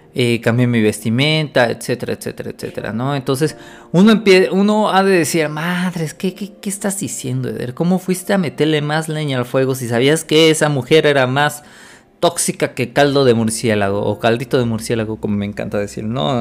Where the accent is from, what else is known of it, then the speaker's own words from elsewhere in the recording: Puebla, Mexico; Yo soy de Puebla